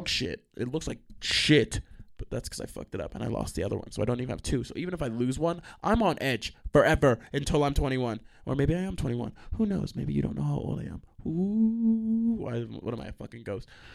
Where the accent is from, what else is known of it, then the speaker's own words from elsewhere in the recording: New York, United States; I'm from New York